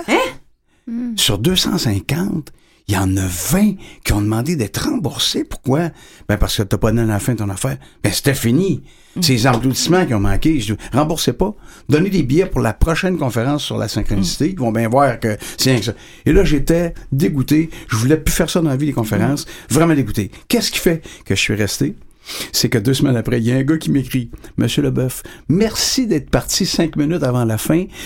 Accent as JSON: {"language": "French", "town": "Lévis", "region": "Quebec", "country": "Canada", "tie": "born or raised there", "said": "je suis natif de Lévis"}